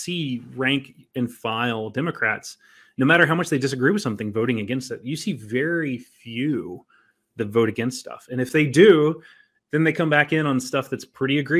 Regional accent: Southern West Virginia, United States; I grew up in Southern West Virginia

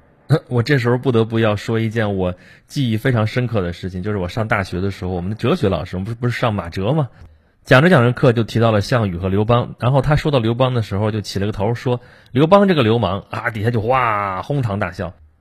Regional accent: China; 我们中国人的这个文化当中，其实是经常崇拜那种失败了的英雄。

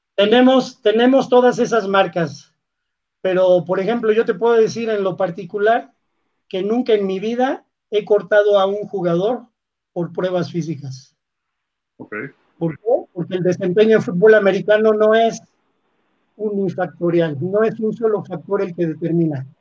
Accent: Mexico; Yo soy mexicano

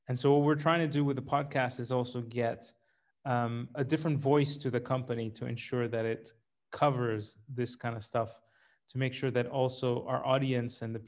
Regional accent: Rome, Lazio, Italy; moved away; also born or lived in Sri Lanka / Canada; I have a very long and complicated international history spanning my birthplace, which is Sri Lanka. I grew up in Rome, Italy, and I'm Canadian by passport.

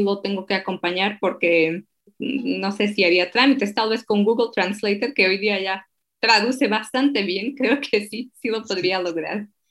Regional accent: Slovakia; Spanish is a second language; moved away; also born or lived in Mexico; soy de Eslovaquia

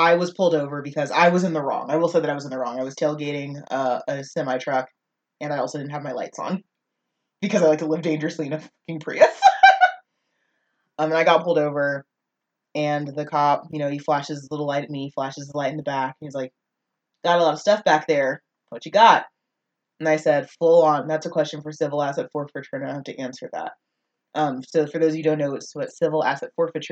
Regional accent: North Texas, United States; I'm from North Texas, where, you know, there are African Americans that are a little more, air quotes, hood than others.

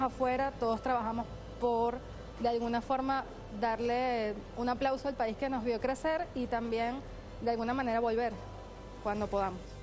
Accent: Venezuela; moved away as an adult; now in Buenos Aires, Argentina; nosotros vivimos cuando éramos chiquitos en Venezuela

